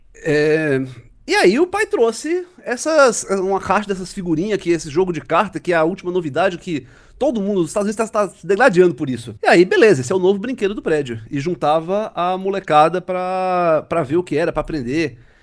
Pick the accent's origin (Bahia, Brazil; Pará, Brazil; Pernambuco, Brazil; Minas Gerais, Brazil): Pernambuco, Brazil; Recife; Em Recife, eu sou recifense